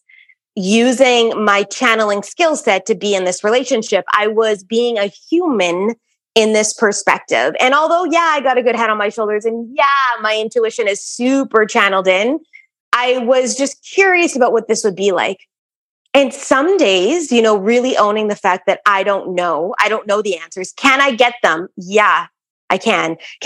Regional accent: Winnipeg, Manitoba, Canada; I grew up in Winnipeg, Manitoba.

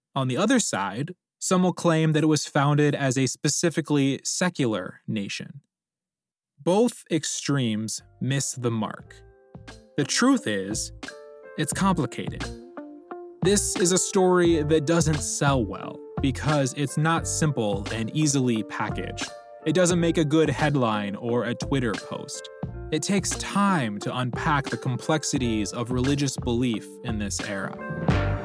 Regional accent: United States; we Americans

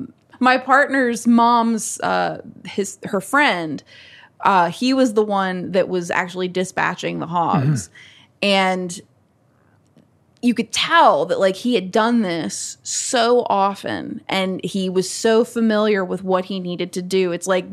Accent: Natural Bridge, Virginia, United States; Like even growing up in Natural Bridge, it's like I was raised mainly by my grandparents and my dad

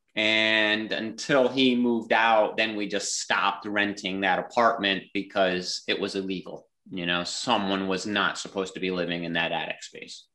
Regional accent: Clifton Park, New York, United States; growing up in Clifton Park, about 10 minutes down the road

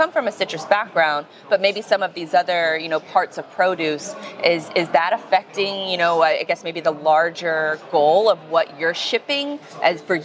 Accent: Florida, United States; I'm from Florida

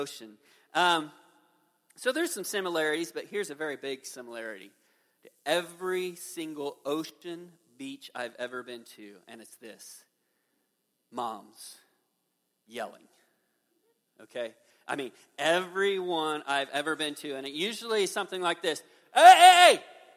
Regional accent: Midwest, United States; I'm a Midwesterner

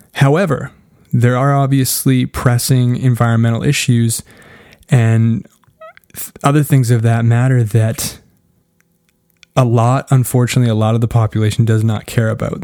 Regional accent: Canada; I'm Canadian.

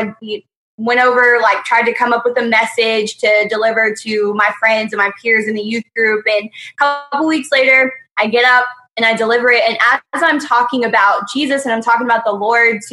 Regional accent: Lawton, Oklahoma, United States; I am from Lawton, Oklahoma, where I'm the high school and middle school youth director at Zoe Christian Center.

